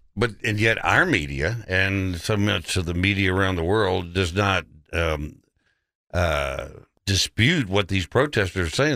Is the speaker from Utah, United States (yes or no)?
no; Odessa, Texas, United States; now in Memphis, United States; There was probably three Jewish families in Odessa where I grew up.